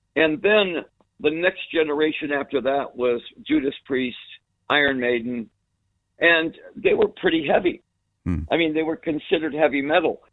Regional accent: United States; we're from America

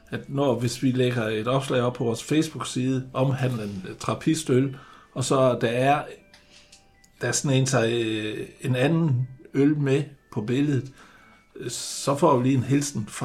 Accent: Jutland, Denmark; vi er jo jyder

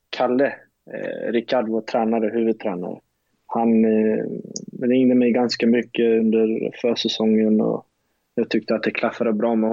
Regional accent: Lund, Skåne, Sweden; jag är från Lund, han är från Lund, så vi har ju vetat vilka vi är liksom.

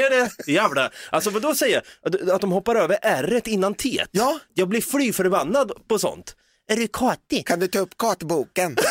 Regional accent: Norrköping, Östergötland, Sweden; Vi är båda från Norrköping

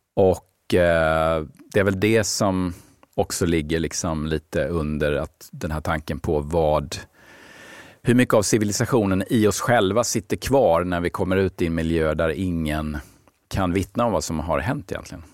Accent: Ronneby, Blekinge, Sweden; now in Stockholm, Sweden; min egen uppväxt i, hemma i Ronneby.

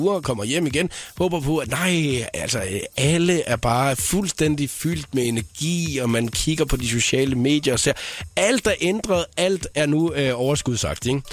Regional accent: Southern Jutland, Southern Denmark, Denmark; jeg er jo indfødt sønderjyde

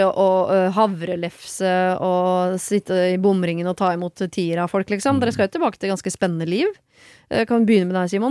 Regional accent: Sri Lanka; Ja, mitt hjemland.

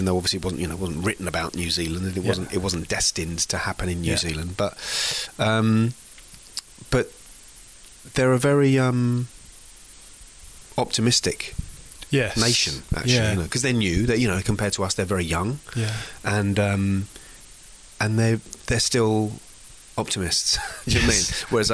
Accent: England, United Kingdom; as an English person

